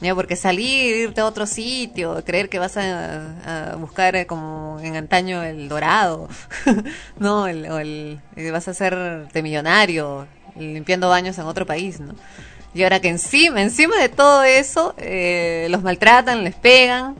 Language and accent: Spanish; Peru; uno como peruano